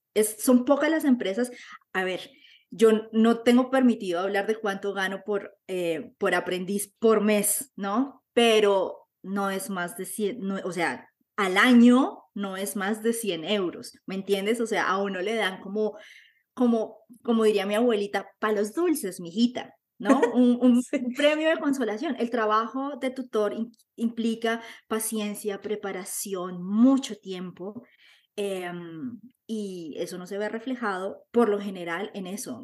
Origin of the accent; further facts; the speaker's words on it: Bogotá, Colombia; moved away as an adult; now in Germany; soy colombiana, vengo de la ciudad de Bogotá, estoy en Alemania hace 13 años